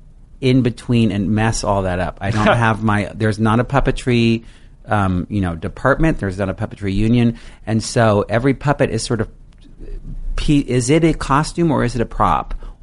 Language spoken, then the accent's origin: English; San Francisco, California, United States; when I was growing up in San Francisco.